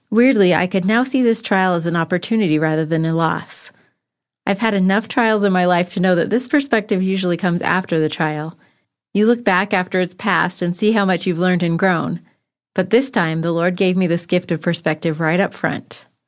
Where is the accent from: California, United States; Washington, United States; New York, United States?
California, United States; Bishop; moved away; also born or lived in Provo, Utah; my hometown, Bishop, California